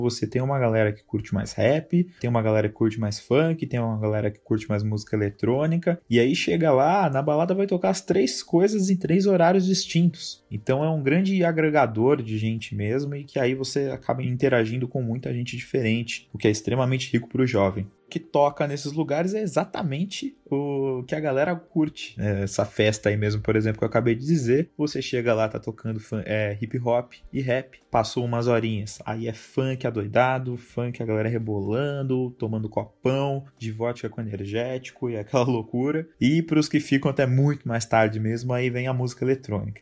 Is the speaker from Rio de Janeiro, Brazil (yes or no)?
no; São Bernardo do Campo, São Paulo, Brazil; Eu sou de São Bernardo do Campo, que é uma cidade que, para quem não conhece, fica no ABC Paulista